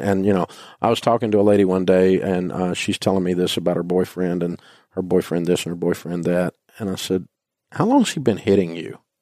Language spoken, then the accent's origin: English; Nashville, Tennessee, United States; I grew up in Nashville